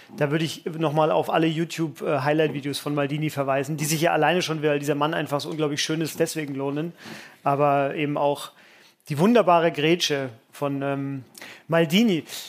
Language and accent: German; Franconia, Bavaria, Germany; als gebürtiger Franke